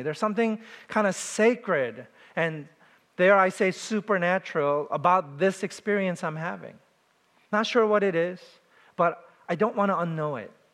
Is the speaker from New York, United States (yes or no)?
yes; New York City, New York, United States; I was from New York City